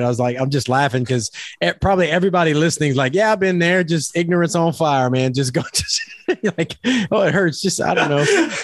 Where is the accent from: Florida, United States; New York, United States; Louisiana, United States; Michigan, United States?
Louisiana, United States; now in Oklahoma, United States; I'm from Louisiana and I'm living in Oklahoma